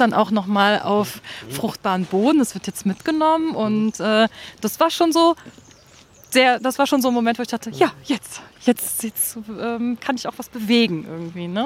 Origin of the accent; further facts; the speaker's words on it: Germany; also born or lived in Rhine; now in Berlin, Germany; ich bin an der Mosel geboren, habe am Rhein gelebt und jetzt äh, lebe ich fast an der Spree